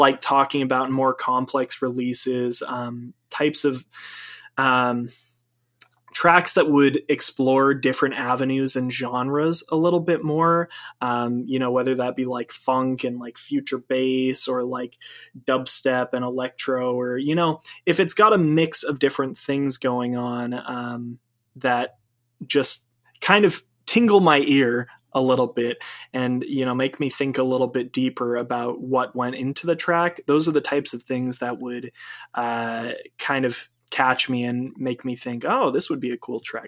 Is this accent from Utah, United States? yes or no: no; Maine, United States; moved away; I'm from Maine originally. I'm from New England